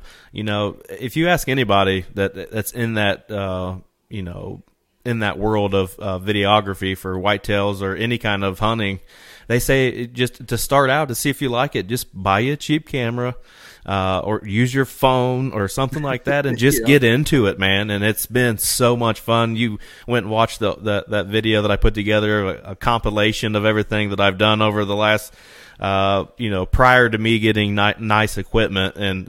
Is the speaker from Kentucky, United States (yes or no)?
no; Indiana, United States; I'm from East Central Indiana.